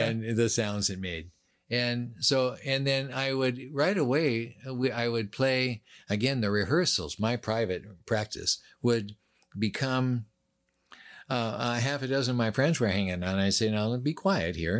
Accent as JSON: {"language": "English", "town": "Seattle", "region": "Washington", "country": "United States", "tie": "born or raised there", "also_born_or_lived": "Los Angeles", "said": "I grew up on Queen Anne Hill"}